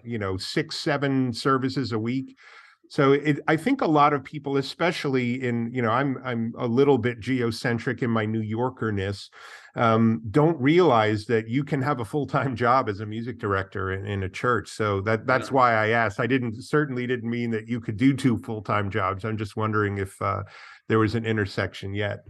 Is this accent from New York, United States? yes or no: yes; New York, United States; I come from New York